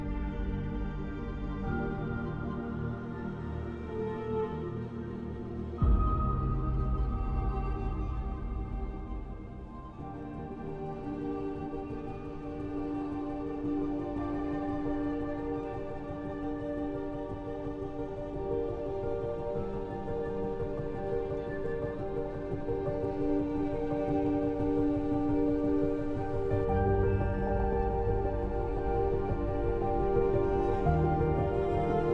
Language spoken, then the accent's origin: English; Tipperary, Munster, Ireland; I was born in Tipperary